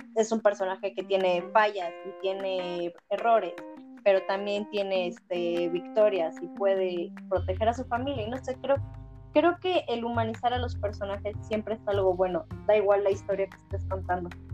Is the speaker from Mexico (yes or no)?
yes; Mexico; nosotros somos mexicanos